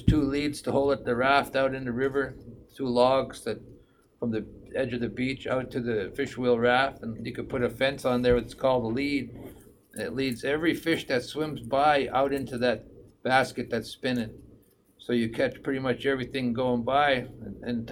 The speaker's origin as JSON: {"language": "English", "town": "Rampart", "region": "Alaska", "country": "United States", "tie": "born or raised there", "also_born_or_lived": "Tanana, Alaska", "said": "I currently live in Rampart. I grew up in Rampart, living a subsistence lifestyle."}